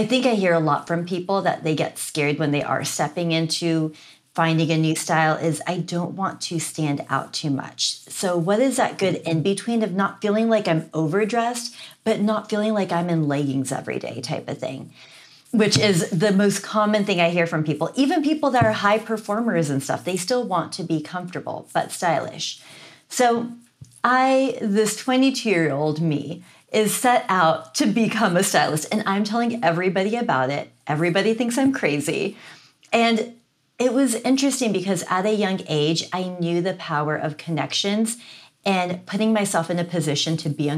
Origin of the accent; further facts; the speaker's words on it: Seattle, Washington, United States; I'm from Seattle, Washington.